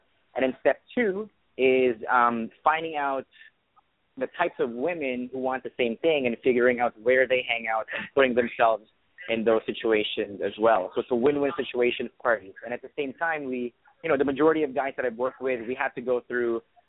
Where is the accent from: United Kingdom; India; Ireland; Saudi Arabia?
Saudi Arabia; English is a second language; moved away as an adult; also born or lived in Philippines; now in Canada; I was born in the Philippines, but I grew up in Saudi Arabia. So I was raised in the Middle East